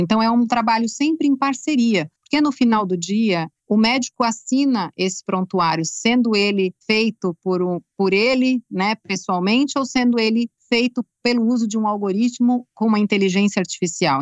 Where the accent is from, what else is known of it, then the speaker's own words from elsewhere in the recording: Brazil; como brasileira